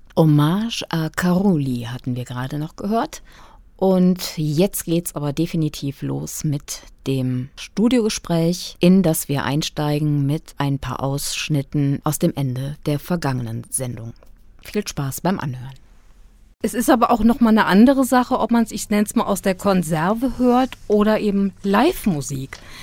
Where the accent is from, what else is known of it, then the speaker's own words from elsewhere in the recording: western Germany, Germany; now in Kassel, Germany; dass es sich bei mir um meine alte Heimat handelt. Ähm, also die Region, in der ich den großen Teil meines Lebens verbracht habe